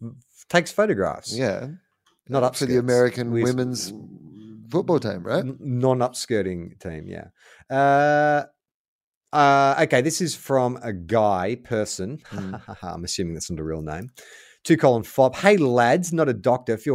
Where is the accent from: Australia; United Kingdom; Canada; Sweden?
Australia; Perth, Western Australia; When I was about 10, growing up in Perth, me and my best mate decided we would start a band.